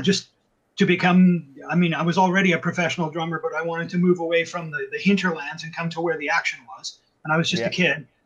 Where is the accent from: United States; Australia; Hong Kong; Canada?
Canada; also born or lived in Vancouver, Canada; I'm a Canadian musician.